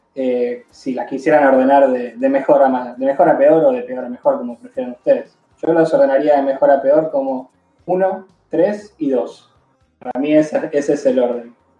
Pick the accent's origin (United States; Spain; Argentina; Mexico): Argentina; como buen argentino